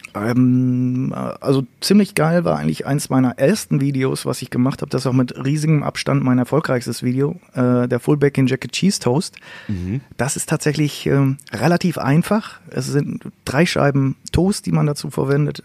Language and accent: German; Münsterland, North Rhine-Westphalia, Germany; bei uns im Münsterland